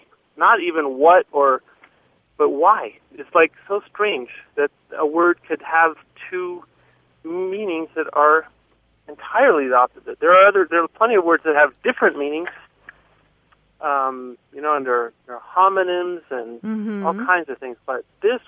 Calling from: Bozeman, Montana, United States; I'm from Bozeman, Montana.

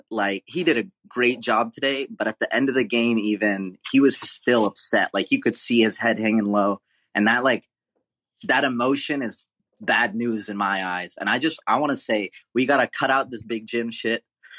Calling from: Honolulu, Hawaii, United States; It's mine. Hey, aloha, guys. I'm watching from Honolulu, and I just want

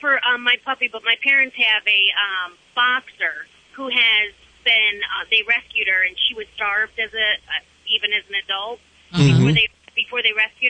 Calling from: Georgia, United States; I'm in Georgia, heading south.

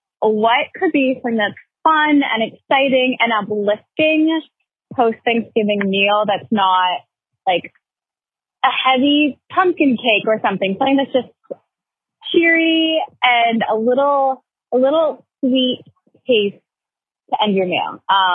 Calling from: New York City, New York, United States; I am calling from New York City.

